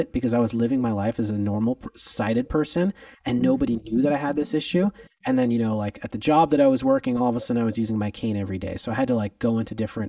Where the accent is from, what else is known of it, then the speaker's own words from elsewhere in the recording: Los Angeles, California, United States; I am from Los Angeles, California. I'm one of the few people out here that was actually born and raised